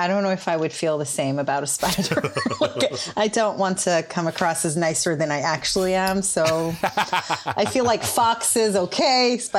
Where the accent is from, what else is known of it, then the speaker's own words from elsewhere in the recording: Israel; first language Hebrew; English is a second language; moved away as an adult; now in United Kingdom; And I grew up in Israel.